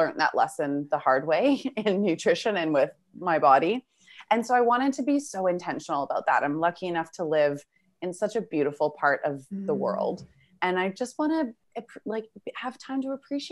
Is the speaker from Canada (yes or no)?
yes; Vancouver, British Columbia, Canada; moved away as an adult; now in Australia; I'm originally from Vancouver, Canada. I now live in Australia.